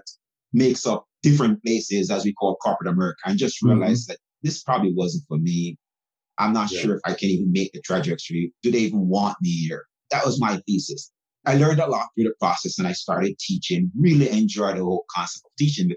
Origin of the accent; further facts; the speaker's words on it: Jamaica; now in United States; I'm actually from Jamaica. I was born in Jamaica.